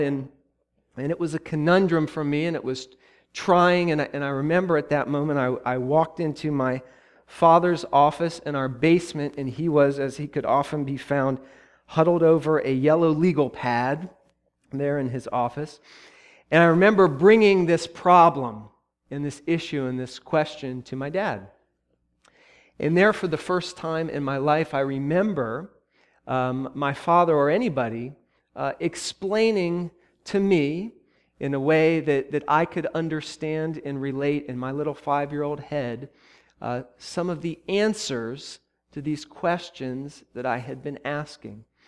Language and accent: English; Columbus, Ohio, United States; moved away; my hometown, the place where I grew up and where I went to college